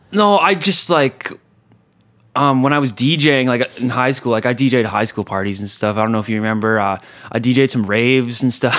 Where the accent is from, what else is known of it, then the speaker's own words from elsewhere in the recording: Kelowna, British Columbia, Canada; also born or lived in Calgary / Alberta; I grew up in Kelowna